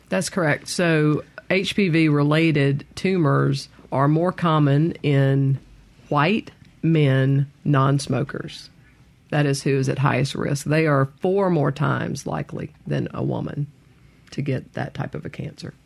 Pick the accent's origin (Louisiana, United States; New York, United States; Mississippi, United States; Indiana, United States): Mississippi, United States; Meridian; Grew up in Meridian